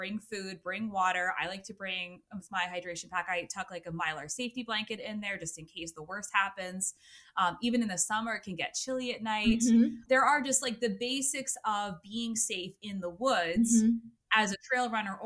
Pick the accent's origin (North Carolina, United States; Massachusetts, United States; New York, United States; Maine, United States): Maine, United States; now in Connecticut, United States; I grew up in Maine and I live in Connecticut